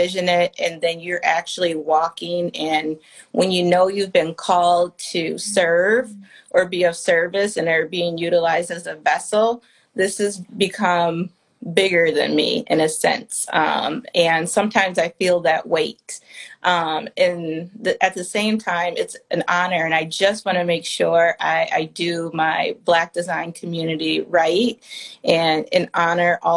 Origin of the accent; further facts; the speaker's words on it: Detroit, Michigan, United States; moved away; also born or lived in New York; Detroit, my hometown